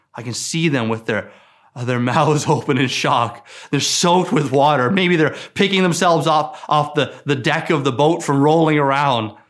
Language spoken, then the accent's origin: English; Newfoundland and Labrador, Canada; I grew up in Newfoundland, and I spent a lot of time on the Atlantic Ocean